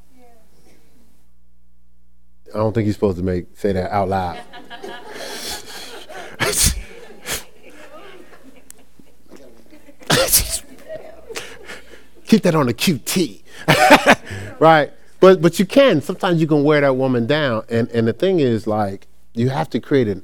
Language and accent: English; Newark, New Jersey, United States; I came from Newark, New Jersey